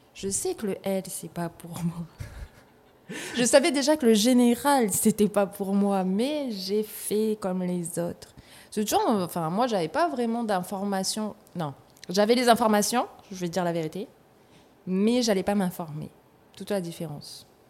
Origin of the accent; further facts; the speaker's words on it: Nouméa, South Province, New Caledonia; also born or lived in Ponérihouen / Houaïlou; j'ai grandi à Nouméa